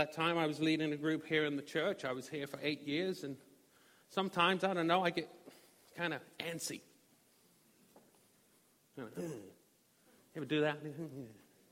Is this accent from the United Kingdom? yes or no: yes; Norwich, East of England, United Kingdom; moved away as an adult; also born or lived in Little Rock, Arkansas; we decided to go back to my hometown. As you see, I have an accent. I'm not from these parts. Y'all. So we decided to go to England.